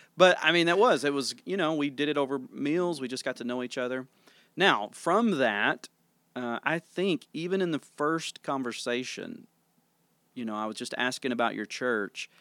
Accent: Tennessee, United States; moved away as an adult; now in Sikeston, United States; I was born and raised in Tennessee

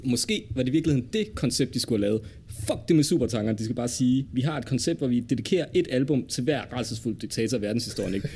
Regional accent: Denmark; vi som danskere har behov for

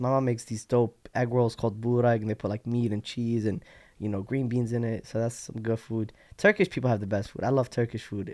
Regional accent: Rockford, Illinois, United States; also born or lived in Iraq / Yemen / Jordan / Chicago suburbs; now in Glen Ellyn, United States; When I came to America, I grew up in Rockford from elementary school to like freshman year high school

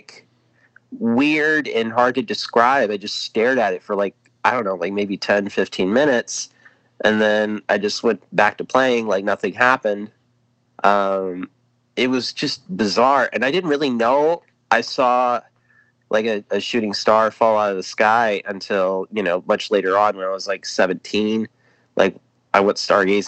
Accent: Lawrence, Indiana, United States; I grew up in Lawrence, Indiana, where I currently reside right now.

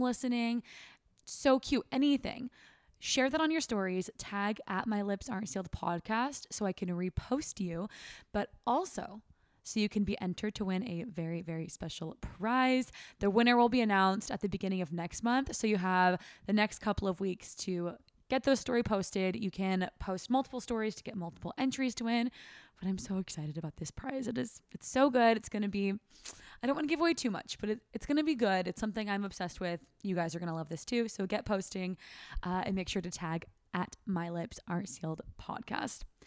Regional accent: Sacramento, California, United States; moved away; I never want to live in Sacramento again. That's my hometown

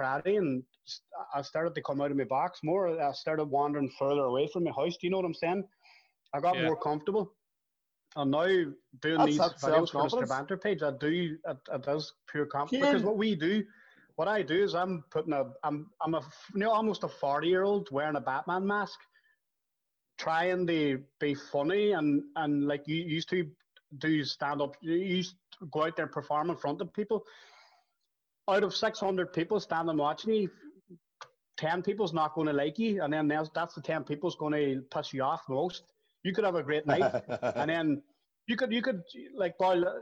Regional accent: Derry, Northern Ireland, United Kingdom; I was a shy wee fella growing up in the Ballycommon.

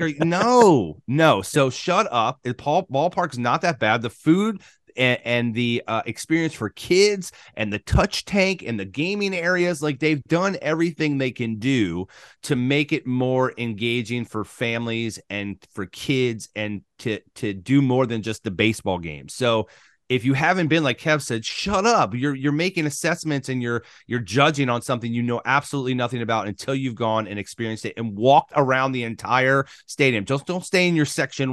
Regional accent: Maryland, United States; now in Florida, United States; coming from Maryland, growing up in Maryland

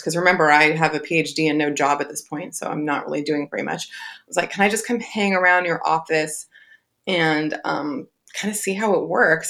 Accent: Southern California, United States; also born or lived in Long Beach; I'm born and raised in Southern California

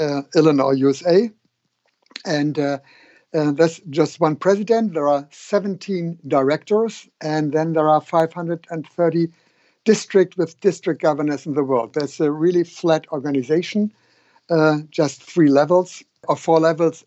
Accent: Hamburg, Germany; here in my hometown in Hamburg

